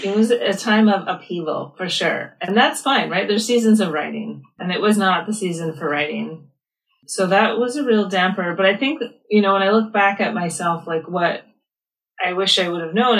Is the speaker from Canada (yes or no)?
yes; Canada; I'm from Canada